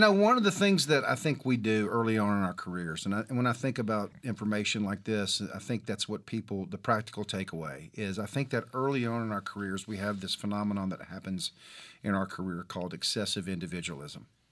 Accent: Mobile, Alabama, United States; I'm from Mobile, Alabama

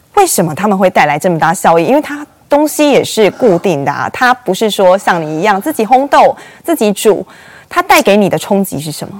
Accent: Taiwan; 我们台湾人非常爱喝咖啡哦

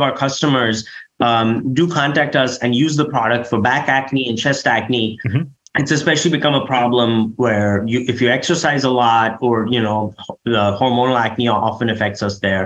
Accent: India; moved away; I'm from India

